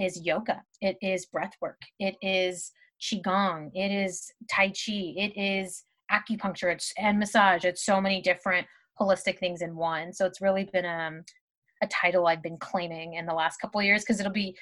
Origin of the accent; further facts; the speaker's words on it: Southern California, United States; also born or lived in Bay Area, California; I moved home from the Bay Area back to Southern California